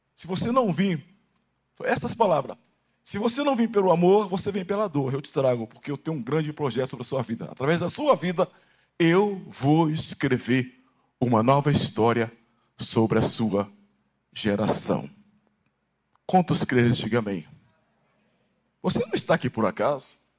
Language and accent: Portuguese; Baixada Fluminense, Rio de Janeiro, Brazil; moved away; also born or lived in Santos; Eu nasci no Rio de Janeiro, na Baixada Fluminense